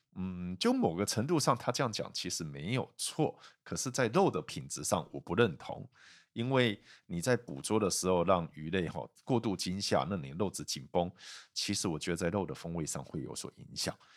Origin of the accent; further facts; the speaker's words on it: Kaohsiung, Taiwan; 我是高雄人